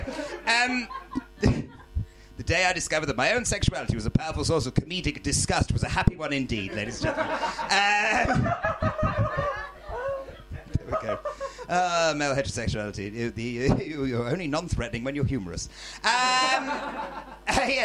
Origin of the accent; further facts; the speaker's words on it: Wilmslow, North West England, United Kingdom; moved away as an adult; now in London, United Kingdom; I'm from a town called Wilmslow, ladies and gentlemen, it's kind of up north. It's kind of like North Cheshire, South